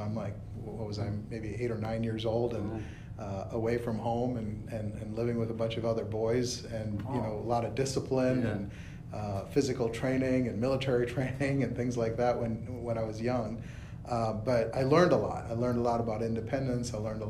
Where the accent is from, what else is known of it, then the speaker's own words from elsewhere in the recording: South India, India; also born or lived in Bombay; So I was born there, lived there for about a year, and then ended up in South India with my parents. They actually ran a hotel.